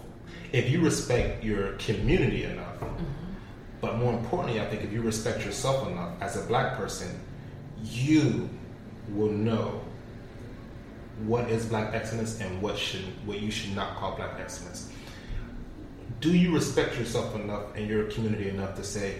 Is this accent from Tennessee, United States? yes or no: no; Florida, United States; Growing up in Florida, I've been through a couple hurricanes myself